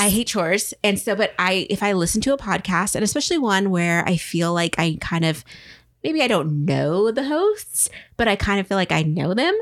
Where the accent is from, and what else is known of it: Tri-Cities, eastern Washington, United States; born or raised there